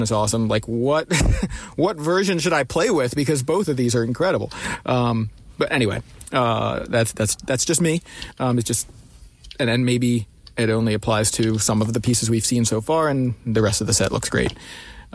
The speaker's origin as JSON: {"language": "English", "town": "Baltimore", "region": "Maryland", "country": "United States", "said": "I'm from Baltimore"}